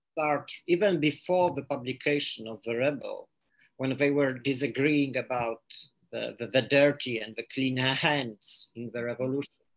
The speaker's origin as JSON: {"language": "English", "country": "Poland", "first_language": "Polish", "second_language": "English", "said": "I read Polish because this is my my uh, my native language"}